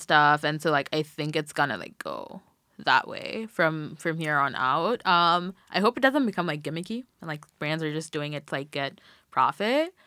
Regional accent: Nairobi, Kenya; now in Philadelphia, United States; I'm from Nairobi, Kenya

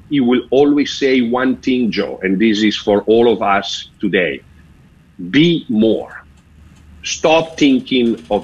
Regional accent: Sotto il Monte, Lombardy, Italy; first language Italian; English is a second language; moved away as an adult; also born or lived in Rome, Italy; I am the only Swiss guard till today that I was born abroad and raised abroad. So being born in Bergamo, just outside of Milano, being Italiano, my mother tongue language

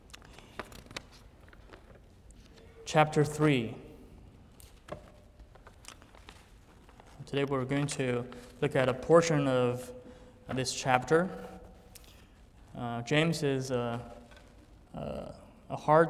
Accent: China; English is a second language; moved away as an adult; also born or lived in Italy; I was born in China and raised there

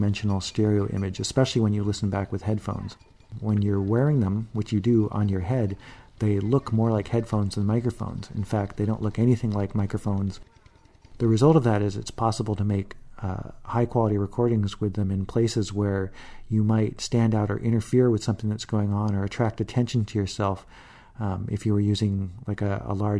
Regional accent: Chicago, Illinois, United States; now in San Francisco, United States; I was born in Chicago, but I currently live in San Francisco

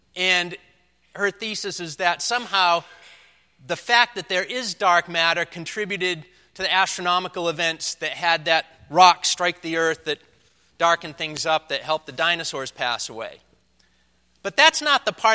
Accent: Leominster, Massachusetts, United States; moved away; my hometown, the place I grew up

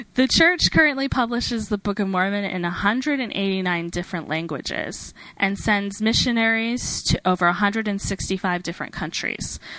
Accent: Alberta, Canada; moved away as an adult; also born or lived in Washington, DC, United States; now in Salt Lake City, United States; I um, was born and raised in Alberta, Canada, so I can claim that I'm a foreigner. Um, technically, I um, moved to the United States when I was 18

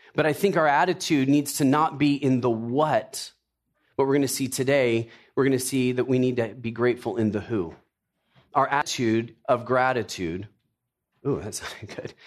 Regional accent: Tennessee, United States; I grew up in, I was born in Tennessee. Uh, my parents were from the South, so I was a yes, ma'am, yes, sir kind of guy

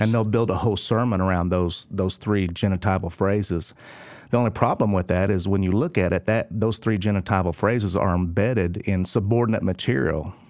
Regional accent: Oklahoma, United States; I'm from Oklahoma

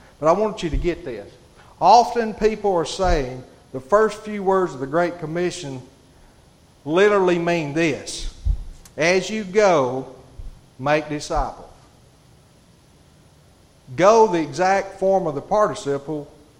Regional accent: Hatton, United States; Y'all forgive me, I'm from Hatton. I get tongue-tied a little bit.

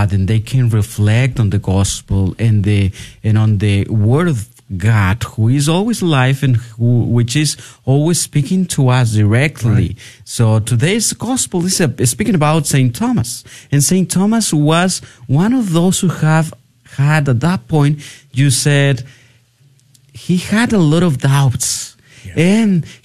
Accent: Tepatitlán, Jalisco, Mexico; now in San Antonio, United States; I am originally from Tepatitlán, Jalisco, Mexico

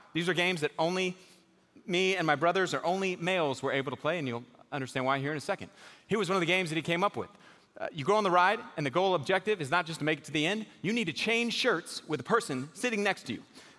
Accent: Houston, Texas, United States; I grew up in Houston, Texas. Anybody from Houston in here? Man, we got like five people in this church total from Houston. So I grew up in Houston.

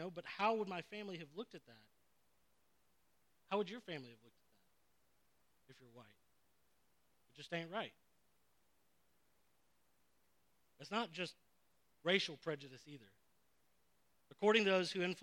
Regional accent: Phoenix, Arizona, United States; I didn't realize it like until more recent years how much prejudice I was raised in. Like how much prejudice was in our culture. And not just in the South. I'm from Phoenix, Arizona.

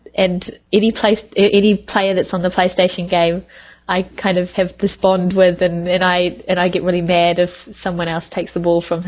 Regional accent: New Zealand; moved away; also born or lived in Japan; I'm from New Zealand.

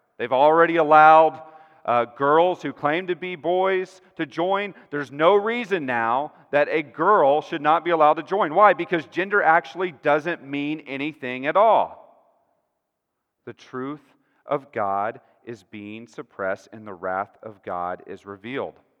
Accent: Texas, United States; I'm a Texan, you know, I'm used to these flat plains

